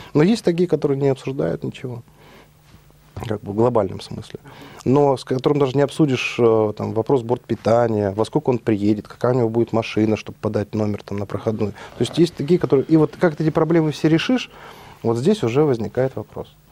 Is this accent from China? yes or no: no; Almaty, Kazakhstan; moved away as an adult; also born or lived in Kyiv, Ukraine; Родился я в Алмате, далеко отсюда, в Казахстане, в 73 году. Ну, там же учился, закончил школу